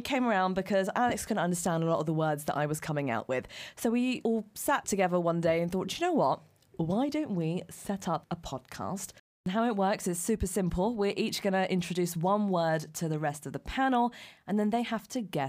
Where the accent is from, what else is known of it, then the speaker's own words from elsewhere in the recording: London, United Kingdom; We're millennials from London.